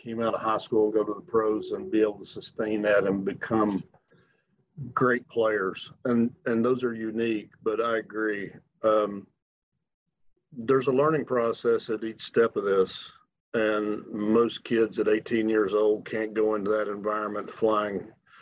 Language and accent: English; Kentucky, United States; I was from Kentucky.